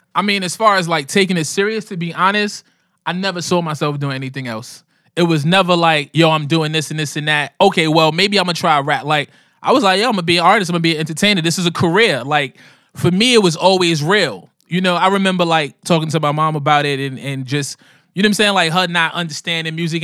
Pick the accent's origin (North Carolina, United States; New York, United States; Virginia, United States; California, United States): New York, United States; New York City; also born or lived in Harlem; I'm a New Yorker, man. I'm a, I'm a hip hop guy um, raised in New York City in them crazy 80s